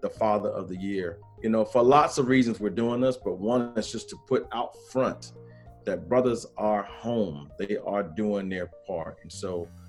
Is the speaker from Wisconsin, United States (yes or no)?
no; South Carolina, United States; now in North Carolina, United States; I'm from South Carolina, but I live in North Carolina